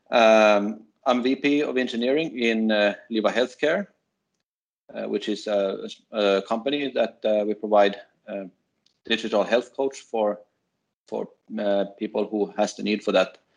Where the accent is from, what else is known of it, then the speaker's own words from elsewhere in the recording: Sweden; moved away; also born or lived in Finland / Denmark; I'm Finnish and I grew up in Sweden, and uh, then I went to Finland to finish my studies there and uh, started to work there uh, as a test engineer, and uh, I moved to Denmark